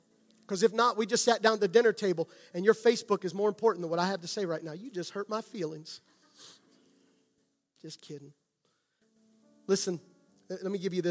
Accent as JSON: {"language": "English", "area": "outside of Gettysburg", "region": "Pennsylvania", "country": "United States", "tie": "born or raised there", "said": "I grew up outside of Gettysburg."}